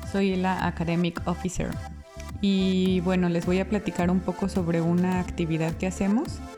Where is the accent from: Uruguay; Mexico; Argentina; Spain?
Mexico; moved away as an adult; now in Oxford, United Kingdom; soy mexicana